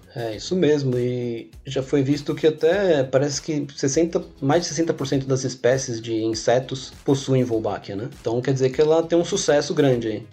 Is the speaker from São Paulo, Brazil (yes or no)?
yes; São Paulo, Brazil; eu sou paulista aqui da capital, né, paulista paulistano